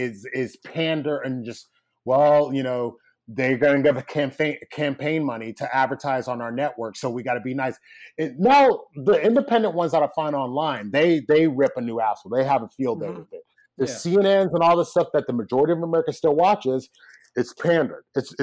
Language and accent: English; Nigeria; now in United States; Because I remember, I'm from Nigeria, and a part of my issue with Nigeria is I always said I'll invest in Nigeria when Nigeria invests in itself.